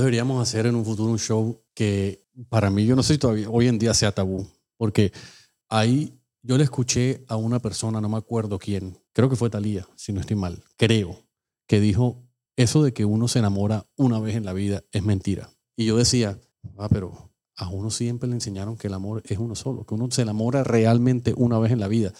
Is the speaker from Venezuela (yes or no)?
no; Colombia; also born or lived in New Jersey; now in Miami, United States; nosotros salimos de Colombia